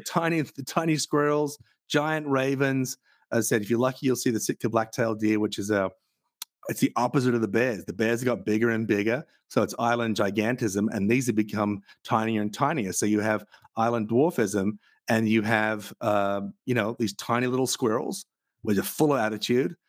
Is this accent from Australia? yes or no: yes; Australia; I come from Australia